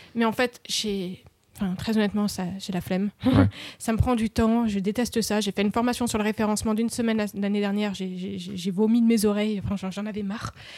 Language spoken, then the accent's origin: French; France; ils savent que je suis française